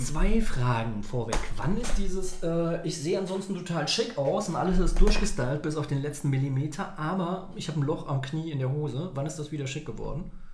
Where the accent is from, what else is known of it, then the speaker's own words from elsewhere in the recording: Saarbrücken, Saarland, Germany; moved away as an adult; now in Berlin, Germany; in Saarbrücken, wo ich herkomme